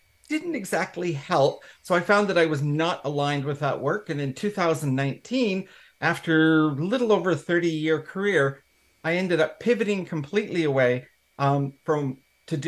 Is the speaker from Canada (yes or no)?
yes; Canada; accent: Canadian; moved away as an adult; now in United Kingdom; in Canada, hence the accent. I am British born, but not raised in the UK, but I have come home to the UK